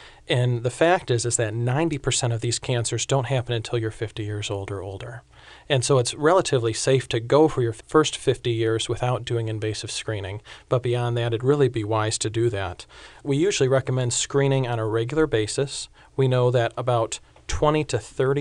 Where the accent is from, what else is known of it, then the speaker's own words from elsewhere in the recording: Michigan, United States; moved away; I'm from Michigan, so I moved south for the weather